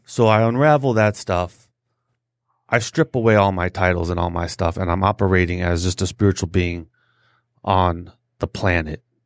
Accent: Detroit, Michigan, United States; I'm from the West Side

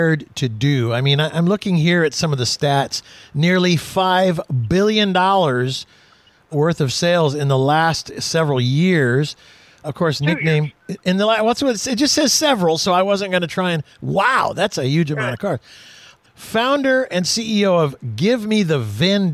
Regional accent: Houston, Texas, United States; I was born and raised in Houston

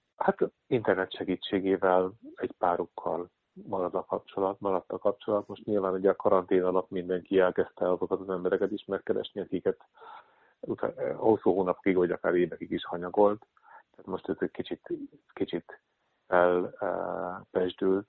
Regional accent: Hungary; moved away as an adult; also born or lived in Netherlands; now in Amsterdam, Netherlands; mi magyarok már alapból olyan traumatizált nép vagyunk

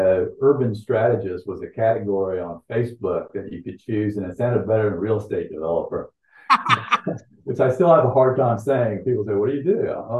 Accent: Winter Haven, Florida, United States; I was born in Winter Haven. And I've lived here all my life except for college.

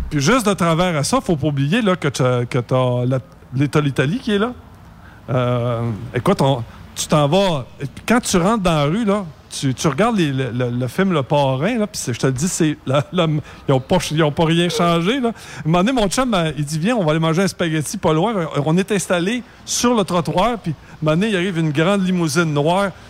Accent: Canada; accent: French

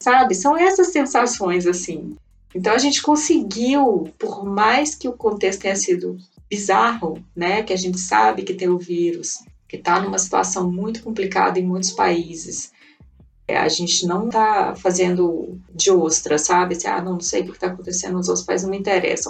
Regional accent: Brazil; moved away as an adult; now in Provence, France; Eu só fui sair do Brasil com 22 anos

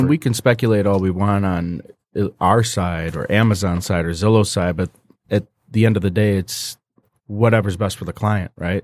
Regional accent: Fraser, Michigan, United States; Fraser where, where I grew up

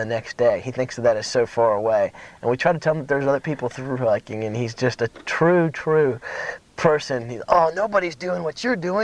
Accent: Atlanta, Georgia, United States; We're from Atlanta

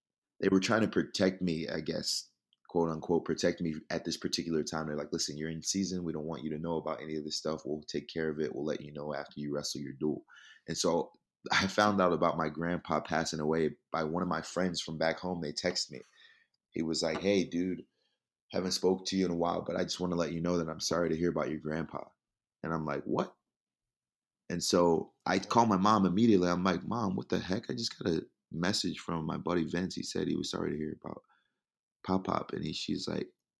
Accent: New Jersey, United States; moved away as an adult; also born or lived in Nebraska; my hometown in South Jersey

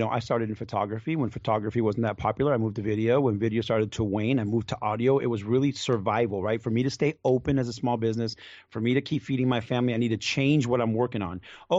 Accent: Venezuela; now in United States; I come from Venezuela, so we came with not much to this country.

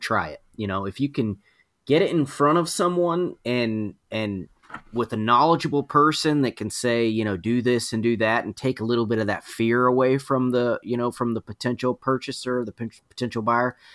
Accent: Georgia, United States; I'm from Georgia

